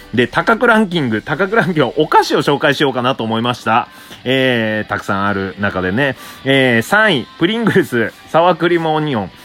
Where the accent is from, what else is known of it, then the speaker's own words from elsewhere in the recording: Obihiro, Hokkaido, Japan; now in Tokyo, Japan; 僕、北海道帯広出身なんですが